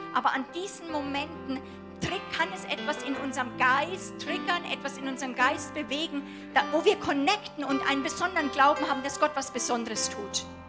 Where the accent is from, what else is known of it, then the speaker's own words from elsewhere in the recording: Germany; als Deutsche